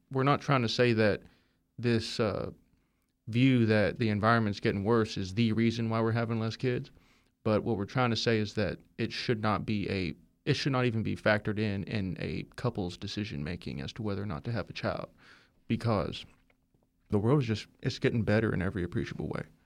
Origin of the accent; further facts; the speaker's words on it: Denver, Colorado, United States; moved away; also born or lived in Boulder, Colorado; I'm from Denver